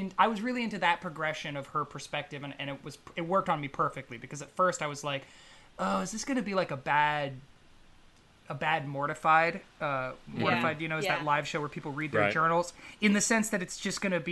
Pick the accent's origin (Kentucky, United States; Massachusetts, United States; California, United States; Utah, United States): California, United States; Northern; also born or lived in Los Angeles; my hometown in Northern California